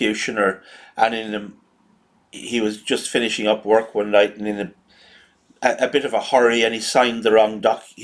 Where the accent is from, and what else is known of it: Ireland